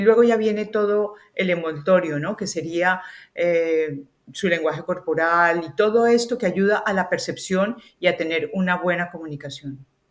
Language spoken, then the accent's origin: Spanish; Colombia; accent: Colombian; moved away as an adult; now in Spain; Yo vengo de Colombia, se nota por mi acento